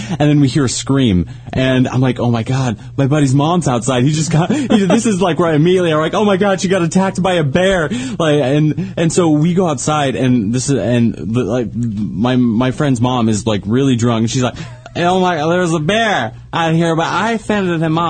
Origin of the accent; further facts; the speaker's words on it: United States; moved away; I grew up in Lake Tahoe